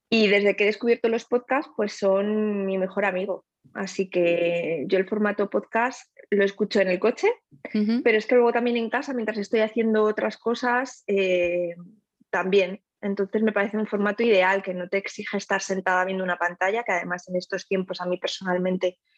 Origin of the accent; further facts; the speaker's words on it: Spain; also born or lived in Netherlands; yo soy española y holandesa y mm, trabajo en la Embajada de Países Bajos